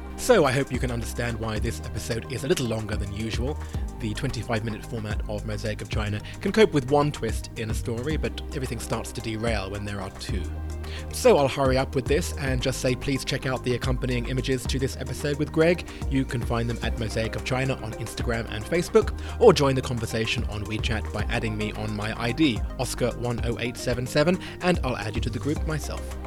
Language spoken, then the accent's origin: English; United Kingdom; I'm a Brit